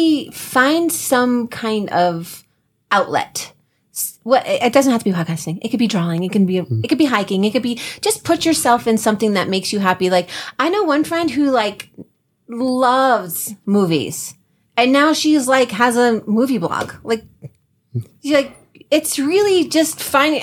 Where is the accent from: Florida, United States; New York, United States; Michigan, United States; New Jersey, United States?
New Jersey, United States; we're from Jersey.